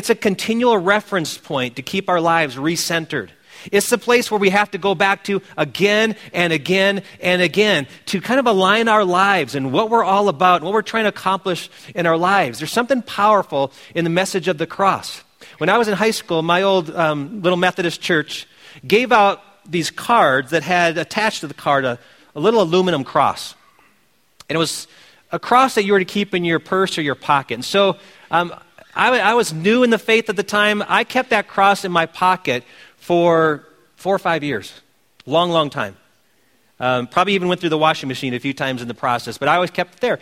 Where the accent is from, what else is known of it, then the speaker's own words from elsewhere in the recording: Wisconsin, United States; my home state team being the Green Bay Chopping Blocks